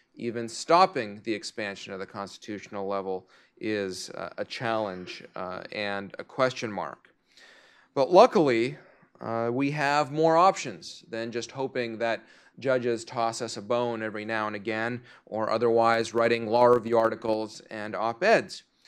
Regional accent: Canada; now in United States; I'm Canadian, uh, as well

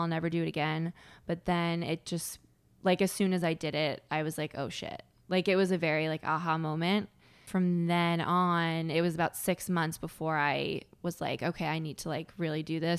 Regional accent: Connecticut, United States; I had a pretty sheltered upbringing, 'cause I'm from Connecticut

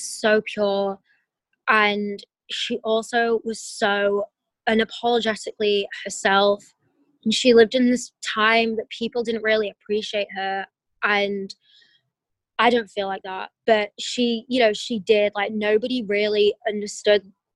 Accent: England, United Kingdom; now in United States; where I'm from and my family's from there

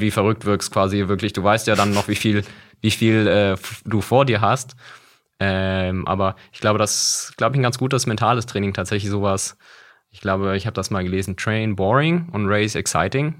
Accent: Berlin, Germany; also born or lived in Mannheim; ich bin in Berlin geboren, tatsächlich echter, einer

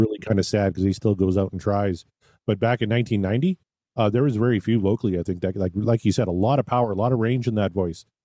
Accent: Canada; growing up in Canada.

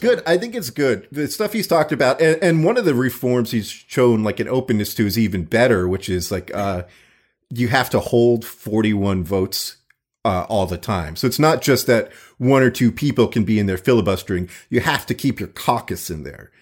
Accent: Florida, United States; I grew up in Florida

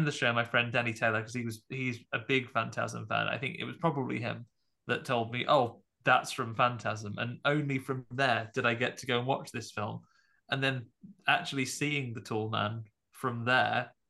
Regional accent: United Kingdom; I'm not from the United States

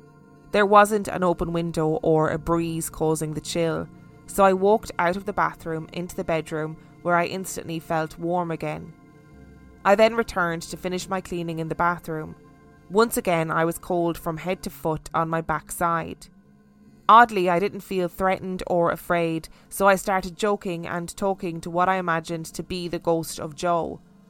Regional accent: Brighton, South East England, United Kingdom; In that episode, you talked about the Theatre Royal in Brighton, which I know very well as I was born and raised in Brighton.

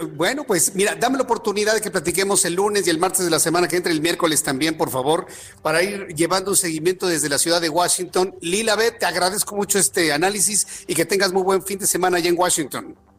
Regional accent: Mexico; nosotros como mexicanos

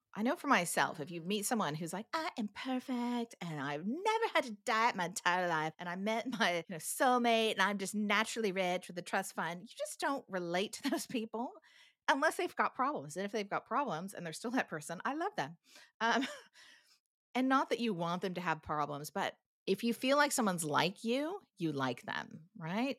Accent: United States; moved away as an adult; now in New Zealand; as an American

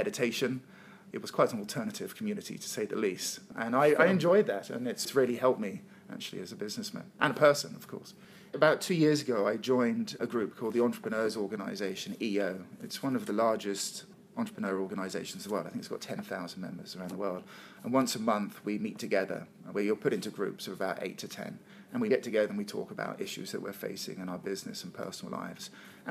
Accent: England, United Kingdom; moved away as an adult; also born or lived in London / Costa Rica / Cape Town; I'm from England

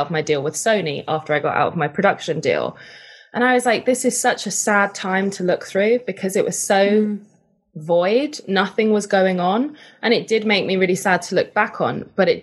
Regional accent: United Kingdom; I'm British.

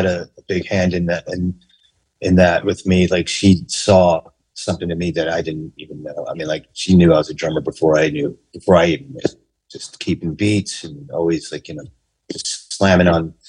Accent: New York City, New York, United States; was born in Queens, New York, in Forest Hills

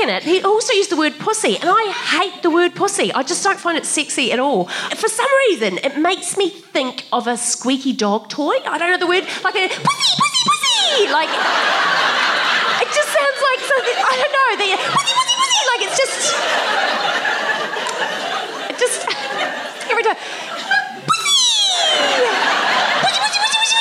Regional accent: New Zealand; now in Australia; as a New Zealander, I've married an Australian

